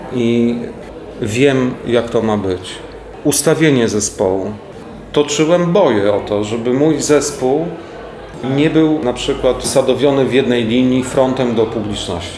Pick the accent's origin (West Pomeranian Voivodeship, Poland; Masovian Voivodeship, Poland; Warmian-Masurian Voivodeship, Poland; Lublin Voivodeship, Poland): Masovian Voivodeship, Poland; Warsaw; Mam świadomie zwolnione tryby w stosunku do trybu warszawskiego, chociaż jestem stąd